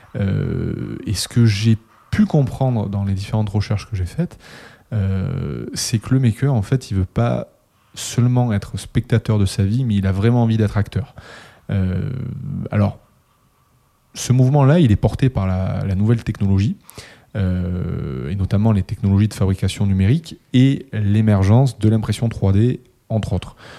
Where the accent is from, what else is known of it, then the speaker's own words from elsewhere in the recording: Toulouse, Occitania, France; le vieux de la bande, toujours présent, euh, toulousain aussi